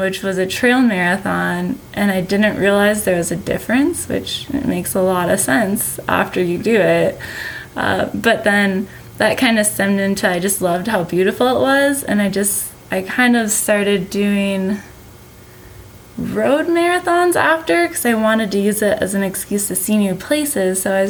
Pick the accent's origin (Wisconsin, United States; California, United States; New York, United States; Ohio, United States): Wisconsin, United States; born or raised there